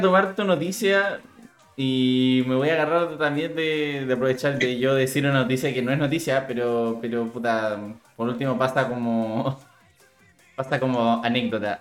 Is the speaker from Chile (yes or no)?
yes; Chile; como buen chileno, hago honor a ser chileno